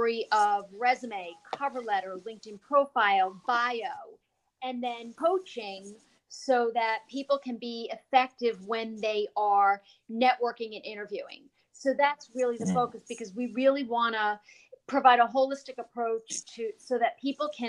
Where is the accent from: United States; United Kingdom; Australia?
United States; New York; also born or lived in New Jersey; now in Florida, United States; I'm originally from New York and then New Jersey. Now I reside in Florida.